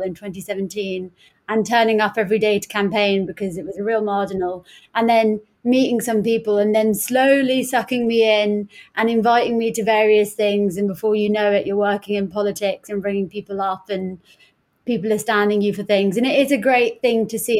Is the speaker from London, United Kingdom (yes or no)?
yes; Hounslow, London, United Kingdom; I'm from Hounslow